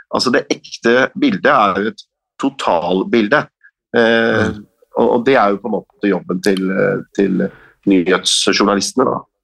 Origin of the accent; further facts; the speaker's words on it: Norway; med våre norske øyne